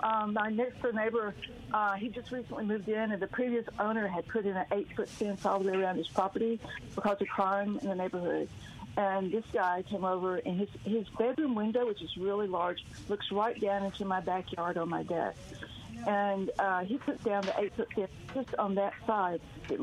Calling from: Memphis, Tennessee, United States; I'm calling you from Memphis, Tennessee.

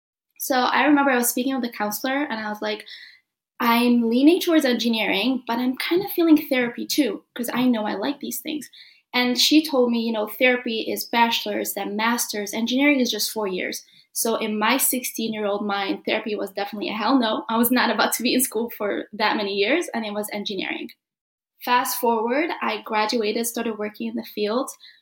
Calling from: Illinois, United States; So I am streaming from Illinois. It's where Chicago is, if you don't know what Illinois is.

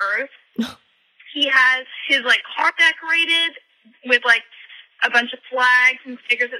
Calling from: Dallas, Texas, United States; I'm calling from Dallas, but I just moved from a college town that's close

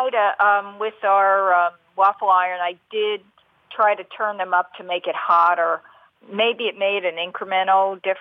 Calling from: New Hampshire, United States; New Hampshire.

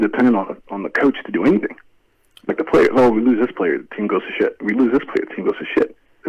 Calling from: Houston, Texas, United States; I'm calling from Houston, Texas.

